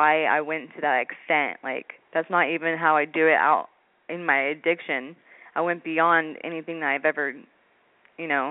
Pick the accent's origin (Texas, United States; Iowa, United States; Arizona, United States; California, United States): California, United States; Redding; I'm from Redding, California